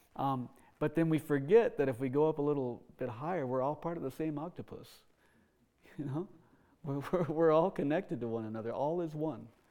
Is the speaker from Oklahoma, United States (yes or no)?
yes; Oklahoma, United States; Uh, when I, when I was seven, we moved to Oklahoma. That's sometimes you know you hear the accent come out. uh, so I grew up in Oklahoma